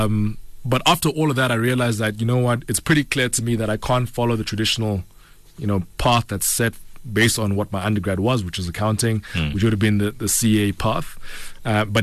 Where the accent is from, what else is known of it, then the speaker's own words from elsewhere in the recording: Pretoria, Gauteng, South Africa; I grew up in Pretoria.